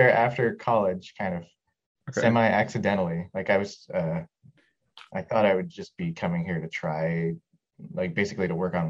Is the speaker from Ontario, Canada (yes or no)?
yes; Toronto, Ontario, Canada; moved away as an adult; now in Los Angeles, United States; I'm from Toronto originally in Canada, but right now I'm in Los Angeles.